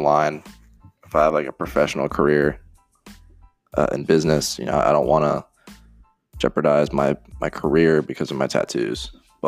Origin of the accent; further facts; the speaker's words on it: Iowa, United States; I'm from Iowa, and growing up, I was a Rams fan